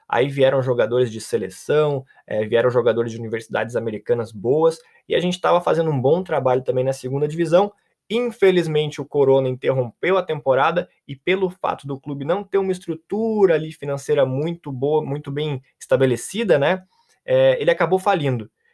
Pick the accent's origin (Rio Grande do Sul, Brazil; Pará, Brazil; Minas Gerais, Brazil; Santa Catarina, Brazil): Rio Grande do Sul, Brazil; Pelotas; now in Europe; Eu sou de Pelotas